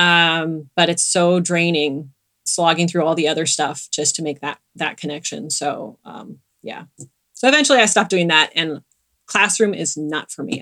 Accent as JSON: {"language": "English", "region": "Southern California", "country": "United States", "tie": "born or raised there", "said": "I grew up in Southern California"}